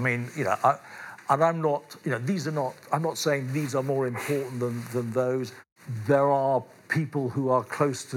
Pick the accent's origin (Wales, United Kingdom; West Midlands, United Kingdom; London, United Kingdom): London, United Kingdom; I was born in London, I live in London